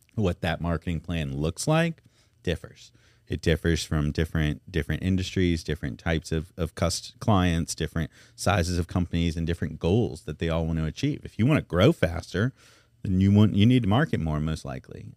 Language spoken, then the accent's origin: English; Memphis, Tennessee, United States; now in Baton Rouge, United States; I'm from Memphis